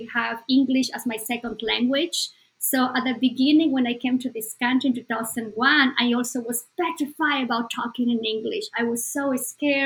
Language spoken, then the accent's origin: English; Bolivia; moved away; Bolivia, my home country